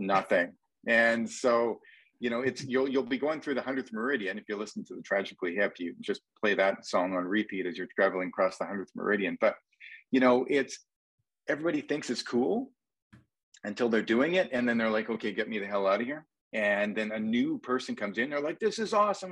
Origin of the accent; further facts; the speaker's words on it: Canada; accent: Canadian; my Canadian accent